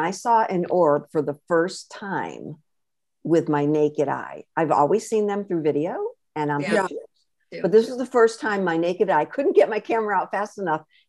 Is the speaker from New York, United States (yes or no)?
no; Connecticut, United States; moved away as an adult; also born or lived in Florida / California / Seattle / Vermont; I was born and raised in Connecticut